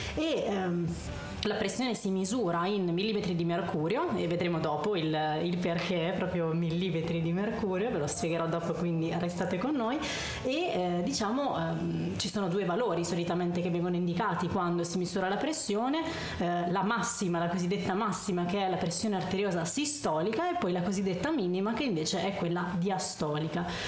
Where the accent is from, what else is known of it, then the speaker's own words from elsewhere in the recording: San Nicandro Garganico, Apulia, Italy; moved away; also born or lived in Modena; Il mio paesino si chiama San Nicandro Garganico.